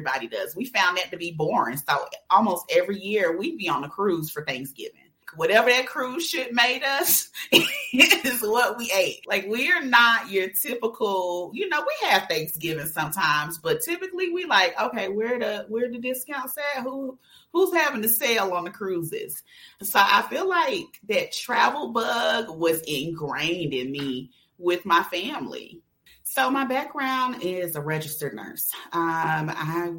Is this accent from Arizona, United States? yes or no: no; Atlanta, Georgia, United States; also born or lived in New York; I'm from New York, but I grew up in Atlanta on the South Side in College Park